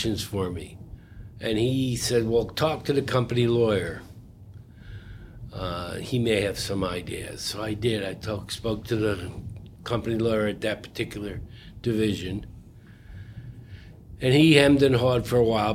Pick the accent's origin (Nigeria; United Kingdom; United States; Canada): United States; Troy, New York; I grew up in Troy, New York